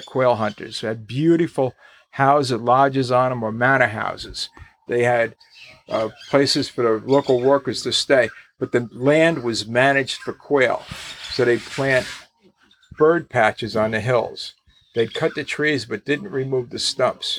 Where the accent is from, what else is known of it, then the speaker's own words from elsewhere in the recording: New Jersey, United States; I'm from New Jersey